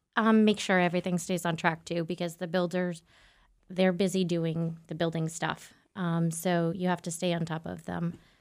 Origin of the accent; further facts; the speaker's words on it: Southern New Hampshire, United States; I'm from Southern New Hampshire